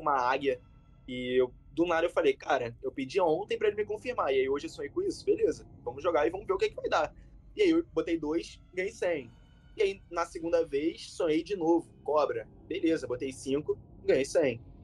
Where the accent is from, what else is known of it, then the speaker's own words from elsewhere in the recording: Rio de Janeiro, Brazil; como um bom carioca, mesmo sendo novo